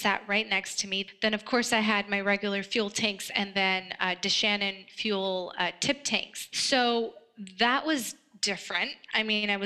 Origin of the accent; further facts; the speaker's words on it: California, United States; also born or lived in Afghanistan; We settled in California. And that's where I spent a great deal of my childhood, growing up in California